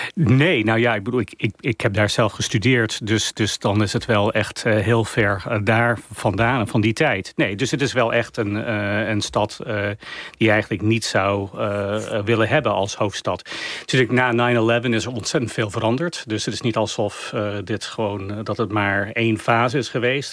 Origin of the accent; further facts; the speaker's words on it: United States; wij als Amerikanen